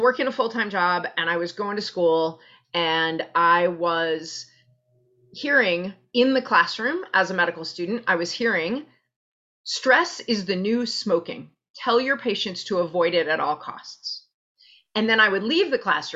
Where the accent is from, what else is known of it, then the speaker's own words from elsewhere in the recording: New York City, New York, United States; White Plains Road and Pelham Parkway, right around there. I was born at Einstein Hospital